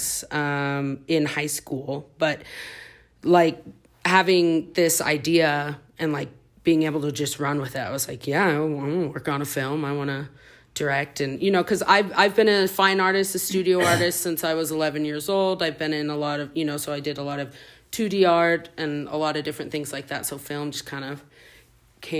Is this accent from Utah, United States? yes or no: yes; Salt Lake City, Utah, United States; moved away as an adult; also born or lived in Oklahoma City, Oklahoma / Holladay, Utah; now in Massachusetts, United States; I was born in Oklahoma City, but I moved to Salt Lake when I was 7. So I pretty much just say I grew up in Salt Lake